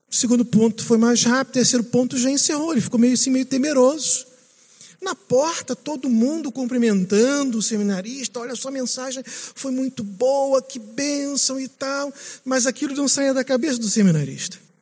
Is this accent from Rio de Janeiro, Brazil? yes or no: yes; Rio de Janeiro, Brazil; moved away as an adult; also born or lived in Minas Gerais / Manaus; now in São Paulo, Brazil; Eu sou aqui do lado de vocês, do Rio de Janeiro